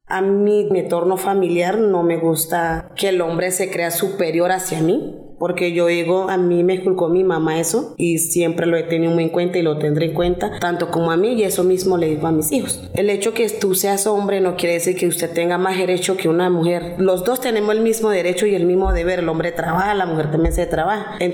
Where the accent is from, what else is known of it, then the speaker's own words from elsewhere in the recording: Pereira, Risaralda, Colombia; now in Bogotá, Colombia; Yo vengo de Risaralda, de Pereira, soy …. Yo aquí llegué en Bogotá, ya va a ser como mucho tiempo, va a ser como 25 años estoy aquí en Bogotá.